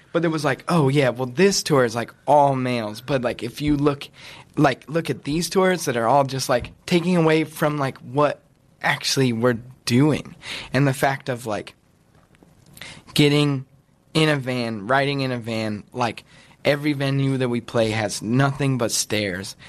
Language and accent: English; outside of Yosemite, California, United States; I grew up. I grew up like outside of Yosemite, like out of dirt road, in uh, like a little like a one bedroom cabin